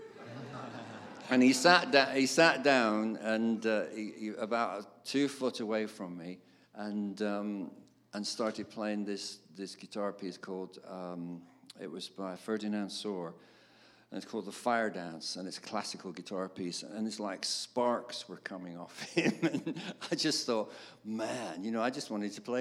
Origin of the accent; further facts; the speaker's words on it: Darwen, North West England, United Kingdom; I grew up in Darwen, which is between Blackburn and Bolton